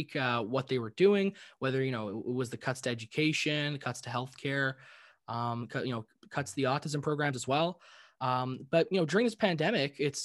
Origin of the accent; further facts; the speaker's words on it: Ontario, Canada; young person growing up in Ontario